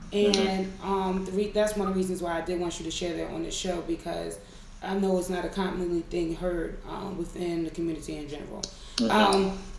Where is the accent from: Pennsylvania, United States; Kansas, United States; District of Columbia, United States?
Pennsylvania, United States; Philadelphia; I'm born and raised in West Philadelphia.